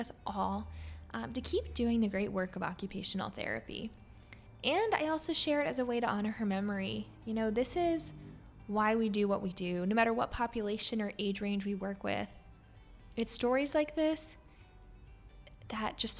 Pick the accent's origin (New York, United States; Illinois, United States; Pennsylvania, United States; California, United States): Pennsylvania, United States; moved away; also born or lived in Maryland; I grew up in Pennsylvania